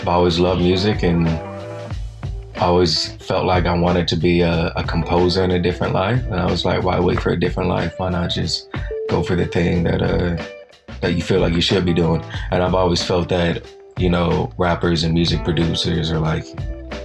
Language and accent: English; Oakland, California, United States; moved away as an adult; now in New York City, United States; I'm from East Oakland, obviously. It's in the name.